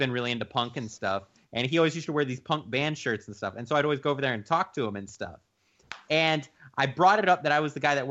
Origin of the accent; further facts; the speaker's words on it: Temple, Texas, United States; my hometown of Temple whenever I was like 15 or 16